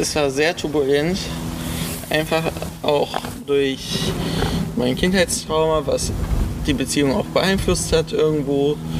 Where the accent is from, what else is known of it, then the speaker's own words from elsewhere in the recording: Solingen, North Rhine-Westphalia, Germany; Ich komme aus Solingen, bin 21 Jahre alt